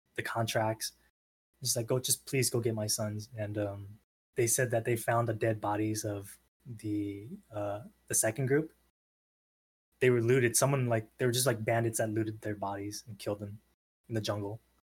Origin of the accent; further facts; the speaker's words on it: San Diego, California, United States; I'm born and raised in San Diego